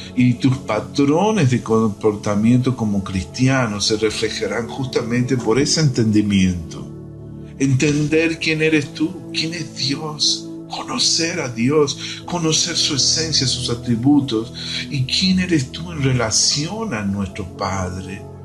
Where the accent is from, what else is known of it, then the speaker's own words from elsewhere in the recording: Argentina; now in Brazil; soy argentino viviendo en Brasil